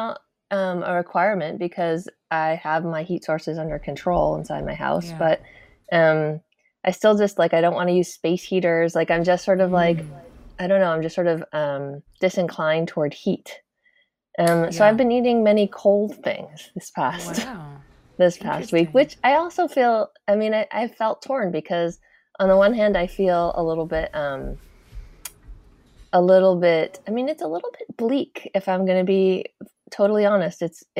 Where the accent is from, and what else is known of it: Massachusetts, United States; now in Oregon, United States